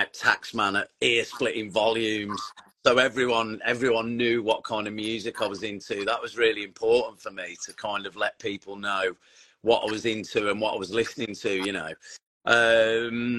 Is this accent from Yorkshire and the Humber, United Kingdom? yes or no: no; Tamworth, West Midlands, United Kingdom; I grew up in the Tamworth area